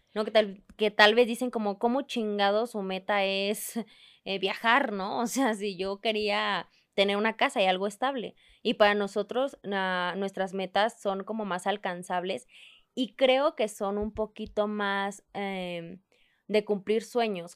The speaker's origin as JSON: {"language": "Spanish", "region": "Chihuahua", "country": "Mexico", "moved": "yes", "lives_now": "Mexico City, Mexico", "said": "yo soy de Chihuahua y soy de otro estado"}